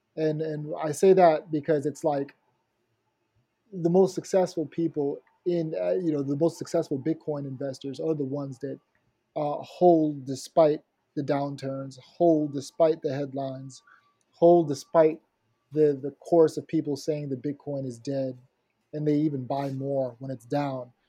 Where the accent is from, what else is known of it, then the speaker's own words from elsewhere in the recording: Haiti; I'm from Haiti